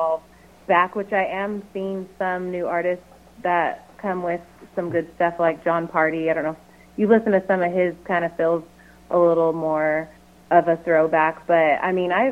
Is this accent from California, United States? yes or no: yes; California, United States; I'm from California